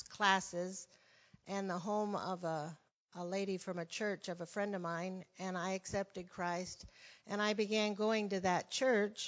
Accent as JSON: {"language": "English", "region": "Arizona", "country": "United States", "also_born_or_lived": "Brazil / Portugal / Russia", "moved": "as an adult", "said": "I was from Arizona"}